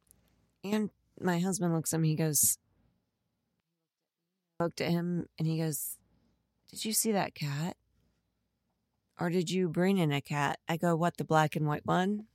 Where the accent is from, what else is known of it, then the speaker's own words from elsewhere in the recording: Dayton, Ohio, United States; now in Fort Wayne, United States; I'm from Dayton, Ohio